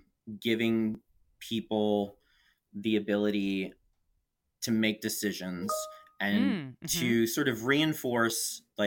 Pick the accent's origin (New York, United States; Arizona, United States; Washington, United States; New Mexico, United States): New York, United States; also born or lived in San Francisco; now in Portland, United States; Coming from New York, I grew up in the New York metro area, and then spending 4 years living in San Francisco